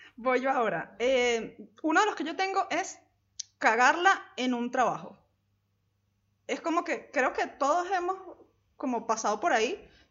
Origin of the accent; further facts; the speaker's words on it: La Guaira, Venezuela; moved away as an adult; also born or lived in Caracas; Yo soy de La Guaira, que está como a dos horas de Caracas